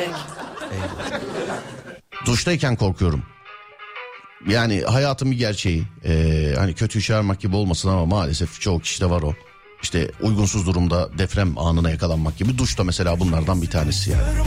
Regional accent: Istanbul, Turkey; ben İstanbullu olarak

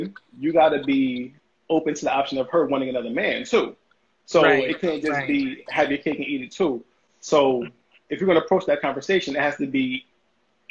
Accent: United States; I'm American

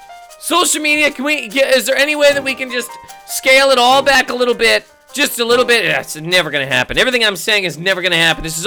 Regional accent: Halifax, Nova Scotia, Canada; I'm from Halifax, Nova Scotia.

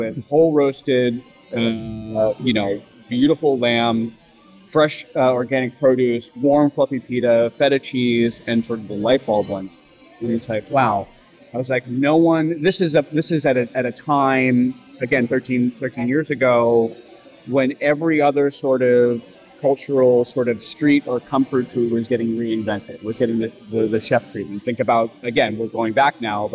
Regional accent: United States; also born or lived in San Francisco; Being American born to Greek parents, but raised in sort of a generation of people where everyone really was trying to sort of lean into the sort of American notion

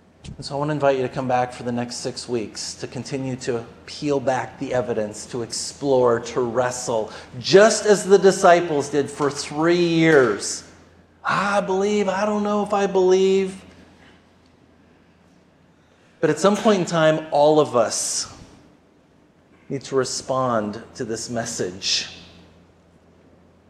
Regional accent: Austin, Minnesota, United States; I grew up in Austin, Minnesota

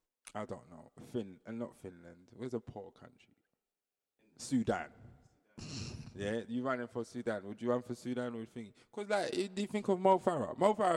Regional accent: Jamaica; now in England, United Kingdom; No, I'm from Jamaica. That's what I say. Anybody that keeps I just say I live in England.

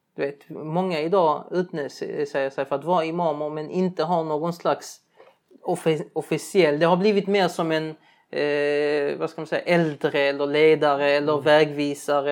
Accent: Sweden; de flesta utav oss som är uppväxta här

